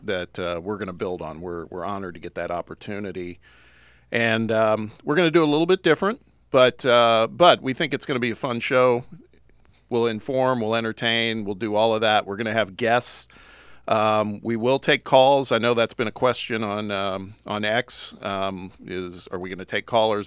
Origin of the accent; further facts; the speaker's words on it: Indianapolis, Indiana, United States; moved away as an adult; also born or lived in Los Angeles; I'm from the Midwest originally, from Indianapolis